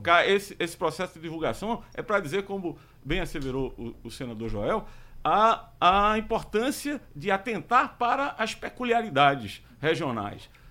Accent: Recife, Pernambuco, Brazil; sou de Recife

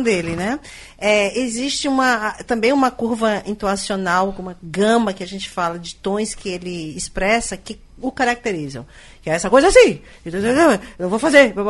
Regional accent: Northeast Region, Brazil; nós nordestinos

